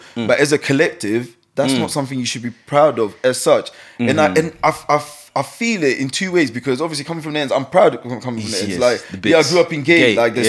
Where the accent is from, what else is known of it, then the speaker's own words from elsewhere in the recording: London, United Kingdom; I grew up in Forest Gate.